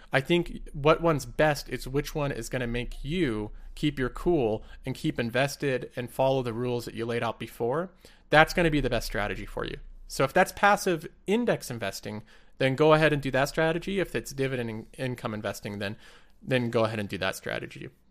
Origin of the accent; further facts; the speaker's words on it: United States; I'm American